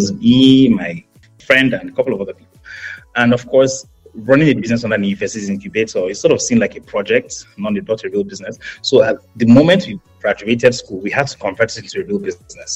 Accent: Jos, Plateau, Nigeria; moved away as an adult; also born or lived in Hertfordshire, United Kingdom; I was born and raised in Jos in Plateau State.

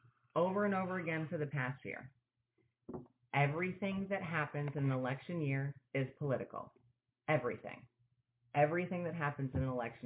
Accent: New York, United States; moved away; We grew up in New York

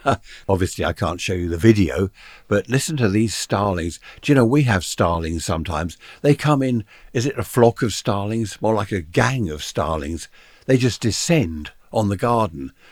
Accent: United Kingdom; big houses that we used to have in the U K here in my hometown.

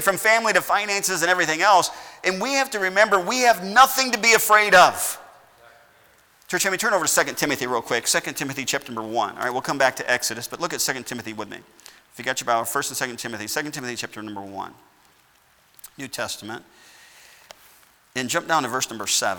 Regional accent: United States; I've been given freedom all of my life as an American

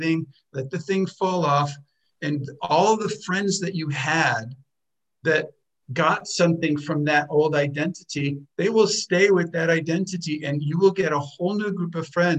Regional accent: United States; moved away as an adult; I was born in America

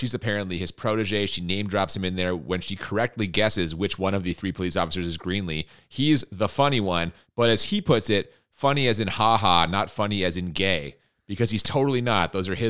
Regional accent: Ireland; but also I'm Irish, I love the Boondock Saints side.

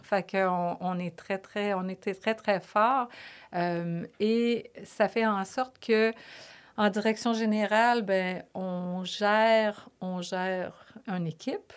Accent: Lévis, Quebec, Canada; accent: Québécois; moved away as an adult; also born or lived in Toronto / Paris; je suis une fille euh, de Lévis, vraiment une Lévisienne profonde. ma mère, mon père, on, est tous, tous de Lévis.

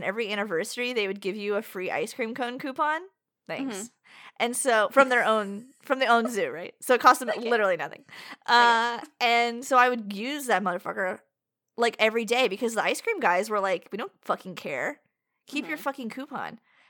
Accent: New York, United States; I don't drink water. We're from New York. We only drink wine and beer.

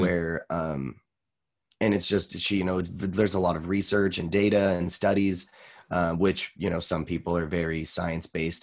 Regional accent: Boise, Idaho, United States

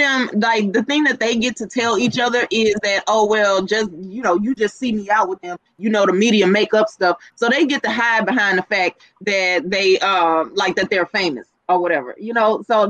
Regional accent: Houston, Texas, United States; Maybe just because I am from Houston too.

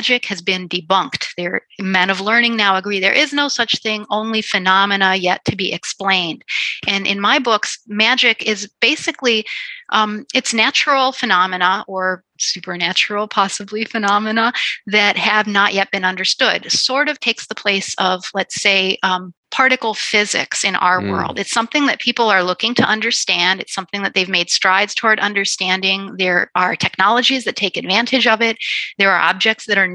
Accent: Chicago, Illinois, United States; I'm a Chicagoan

